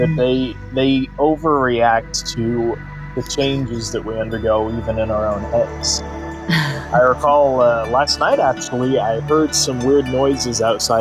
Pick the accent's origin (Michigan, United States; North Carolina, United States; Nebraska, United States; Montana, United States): Montana, United States; I felt ever so blessed that I was able to experience Montana growing up.